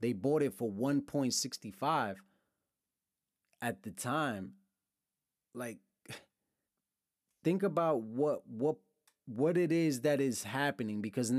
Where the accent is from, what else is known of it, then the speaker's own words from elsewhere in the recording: Brooklyn, New York, United States; also born or lived in Lawrence, Massachusetts / Pennsylvania / Dominican Republic; I'm from Brooklyn. I've lived in multiple cities, moved around my whole life. Lawrence, Mass., Brooklyn, New York, upstate New York, Pennsylvania, Dominican Republic.